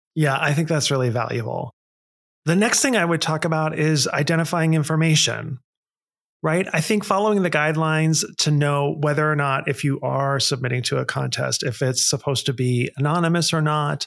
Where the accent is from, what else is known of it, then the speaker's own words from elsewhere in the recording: Pittsburgh, Pennsylvania, United States; moved away; I grew up in Pittsburgh, Pennsylvania, and we talk the way we talk